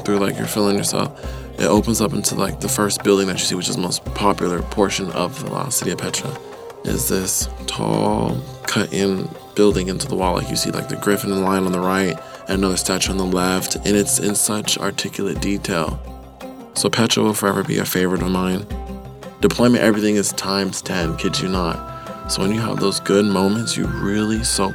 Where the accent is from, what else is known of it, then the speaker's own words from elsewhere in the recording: Fremont, California, United States; I'm from Fremont, California